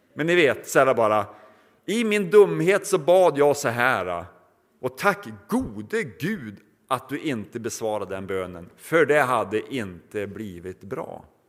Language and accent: Swedish; Norrland, Sweden; now in Mariannelund, Sweden